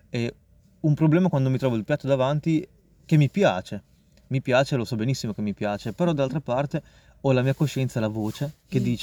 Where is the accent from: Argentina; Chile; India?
India; non mangio carne rossa, eh, ma non per una questione di sono indiano, eccetera.